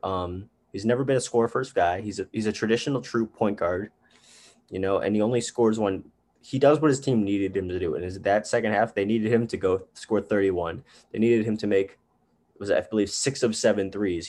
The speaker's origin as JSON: {"language": "English", "town": "Chicago", "region": "Illinois", "country": "United States", "said": "I'm from Chicago"}